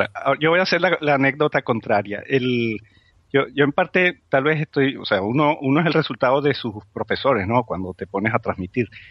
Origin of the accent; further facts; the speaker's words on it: Spain; nuestra autoestima como, como, como españoles